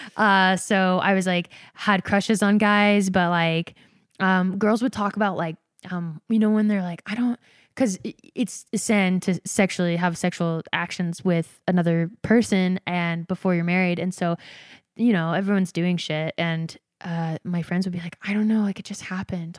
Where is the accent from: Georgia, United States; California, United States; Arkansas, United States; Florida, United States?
Georgia, United States; moved away; also born or lived in Provo, Utah; I grew up Mormon in Georgia